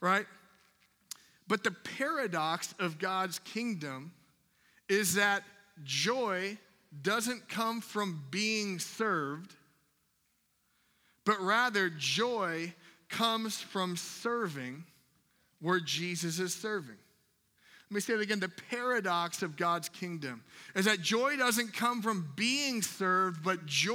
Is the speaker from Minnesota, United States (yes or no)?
yes; Minnesota, United States; I'm from Minnesota, I was up in Minnesota